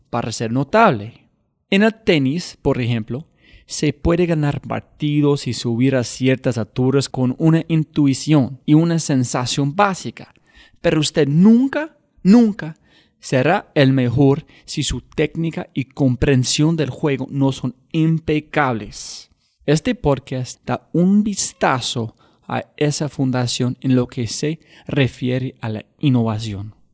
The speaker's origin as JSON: {"language": "Spanish", "country": "Chile"}